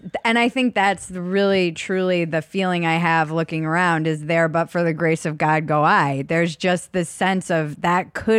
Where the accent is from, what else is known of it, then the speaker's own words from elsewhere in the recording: Minnesota, United States; I moved all over, but I went to high school in a suburb outside of Minneapolis.